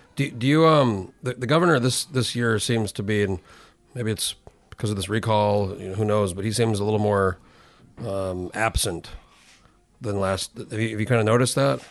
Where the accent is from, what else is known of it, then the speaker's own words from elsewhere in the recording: New Mexico, United States; I grew up in New Mexico, which is pretty bi, pretty big state